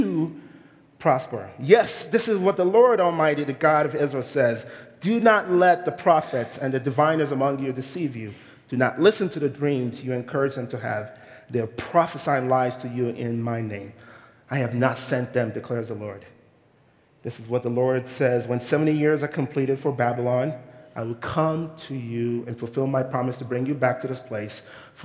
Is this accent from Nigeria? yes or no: yes; Nigeria; moved away as an adult; now in United States; I am a Nigerian immigrant, and I moved to this country about 22 years ago